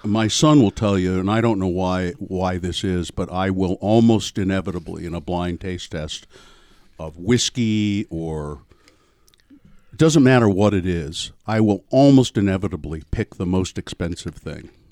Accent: Ogden, Utah, United States; now in Salt Lake City, United States; growing up in Ogden.

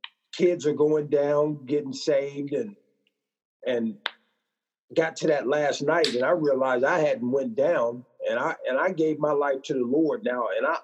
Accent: Midwest, United States; also born or lived in Illinois / Tennessee / Missouri; Well, man, I grew up, I just usually tell people I'm from the Midwest.

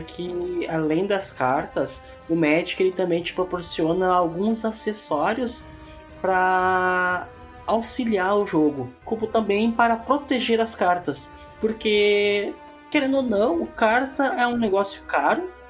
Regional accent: Porto Alegre, Rio Grande do Sul, Brazil; eu sou de Porto Alegre.

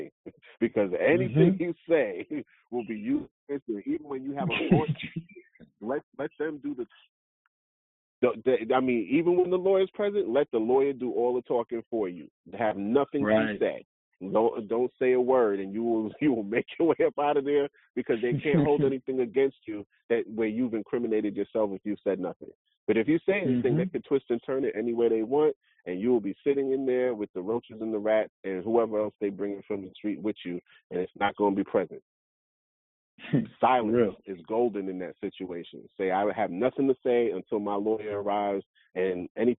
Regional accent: New York, United States; being a New Yorker

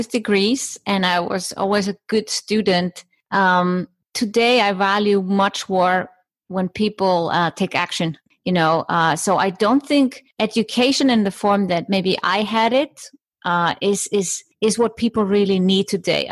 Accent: Iceland; moved away as an adult; also born or lived in Germany; So I come from Iceland, small island in the, well, maybe not so small island, but let's say few inhabitants, only 330,000 inhabitants, Iceland in the North Atlantic.

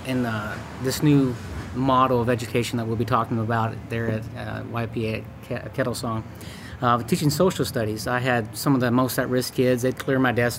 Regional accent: Arkansas, United States; moved away as an adult; also born or lived in Utah; now in Rock Hill, United States; I'm from Arkansas originally. Moved over to Utah, where I went to school

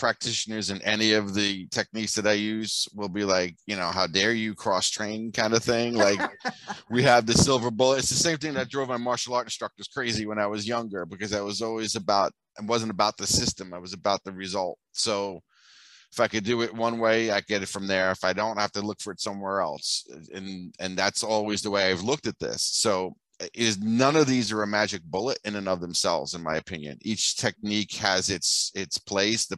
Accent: New York City, New York, United States; also born or lived in Bensonhurst / Old Mill Basin; now in Florida, United States; Brooklyn born and raised

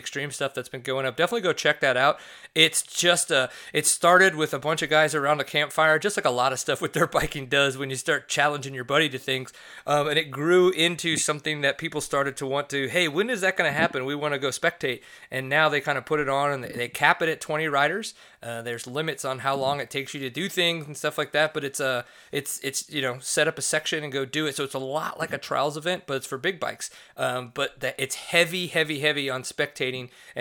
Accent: New Orleans, Louisiana, United States; now in Texas, United States; I live in Texas now, but I grew up around here

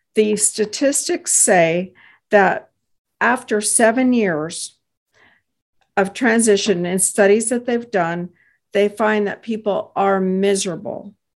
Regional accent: Texas, United States; I hail from Texas

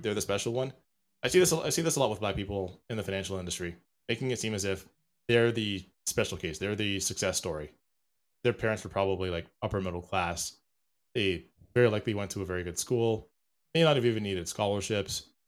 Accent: Jamaica; I am a, a Jamaican chauvinist

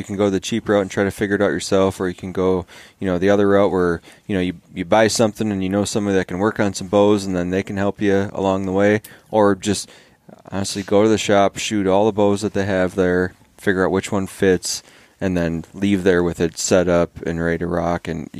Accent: Wisconsin, United States; also born or lived in Escanaba, United States; I grew up there in Wisconsin.

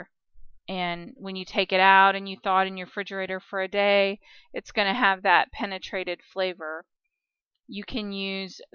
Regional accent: Kansas, United States; I'm from Kansas

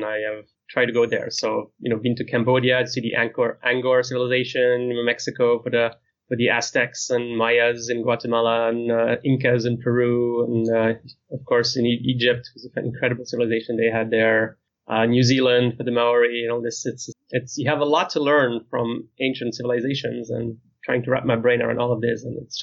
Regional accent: near Geneva, Switzerland; moved away; my hometown is near the city of Geneva, which is in the other side of the country

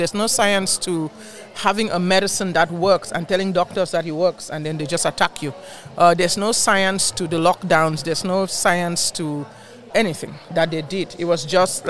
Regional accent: Cameroon; moved away as an adult; also born or lived in Nigeria; now in Houston, United States; I'm from Cameroon originally.

